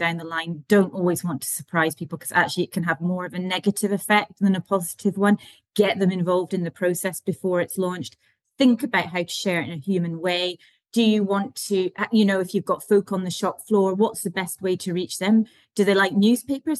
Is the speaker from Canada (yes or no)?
no; the Highlands, Scotland, United Kingdom; we are from the Highlands